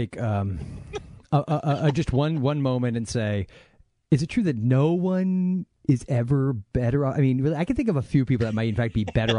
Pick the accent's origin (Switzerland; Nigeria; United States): United States; we are American